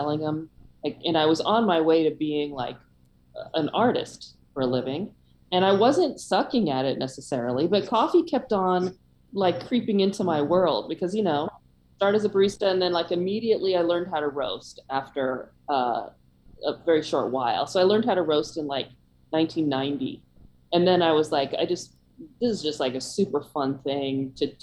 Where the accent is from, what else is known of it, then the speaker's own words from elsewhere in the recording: San Francisco Bay Area, California, United States; moved away as an adult; also born or lived in Oslo / Seattle / Vermont / Virginia; I'm from the Bay Area. I'm very much a NorCal girl and born and bred